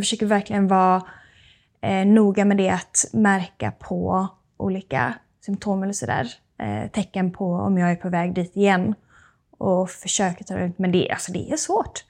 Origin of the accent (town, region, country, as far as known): Sweden